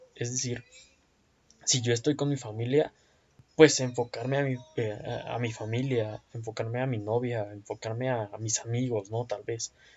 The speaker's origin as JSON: {"language": "Spanish", "town": "Toluca", "region": "State of Mexico", "country": "Mexico", "said": "me buscan de una empresa acá en Toluca, que es de donde soy"}